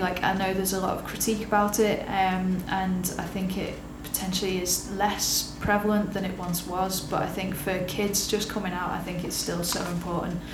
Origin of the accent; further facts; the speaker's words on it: Liverpool, North West England, United Kingdom; now in Manchester, United Kingdom; as a scouser